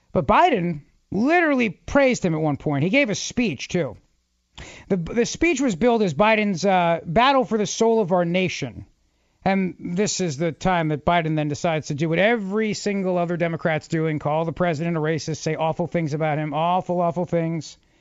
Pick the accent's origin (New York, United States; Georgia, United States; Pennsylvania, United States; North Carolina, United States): Pennsylvania, United States; Philadelphia; Philadelphia Inquirer, my hometown newspaper